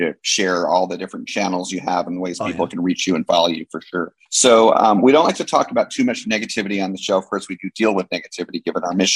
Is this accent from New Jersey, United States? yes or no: yes; New Jersey, United States; Six Flags Great Adventure was my home park growing up because I grew up in New Jersey.